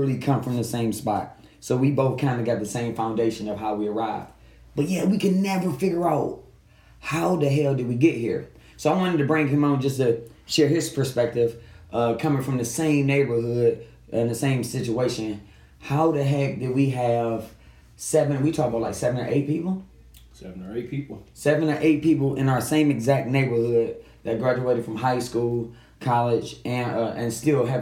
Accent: Detroit, Michigan, United States; you and I grew up 7 Mile in Evergreen

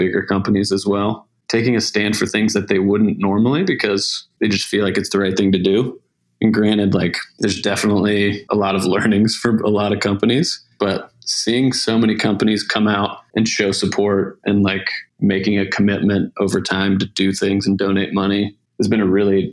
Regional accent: South Carolina, United States; moved away as an adult; also born or lived in Montana / Portland, Oregon / Atlanta, Georgia; I'm originally from South Carolina.

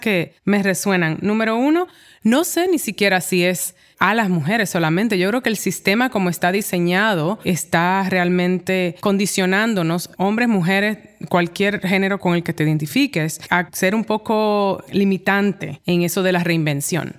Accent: Dominican Republic; also born or lived in New York; now in Santo Domingo, Dominican Republic; ahora estoy de vuelta en Santo Domingo y tengo que lidiar con mi país de origen

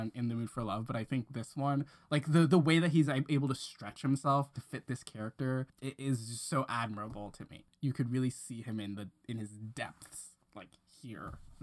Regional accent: Hong Kong; growing up in Hong Kong

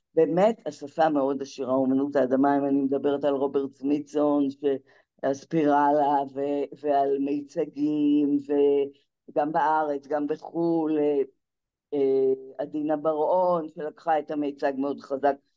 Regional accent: Zikhron Ya'akov, Haifa District, Israel; זיכרון יעקב, זה הבית, ש... זה המקום שצמחתי בו

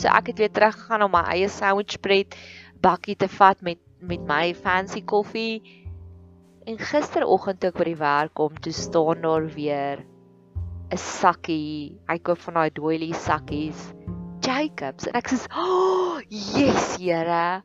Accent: Welkom, Free State, South Africa; moved away as an adult; now in Pretoria, South Africa; Ons het groot geword in die Vrystaat, in Welkom, in die hartjie van die Vrystaat.

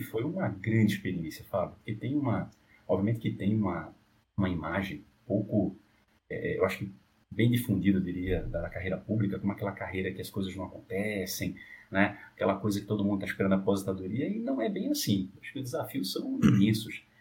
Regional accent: Olinda, Pernambuco, Brazil; now in São Paulo, Brazil; eu corria pelas ruas do bairro, lá de Olinda, eu sou de Olinda, é, hoje em São Paulo

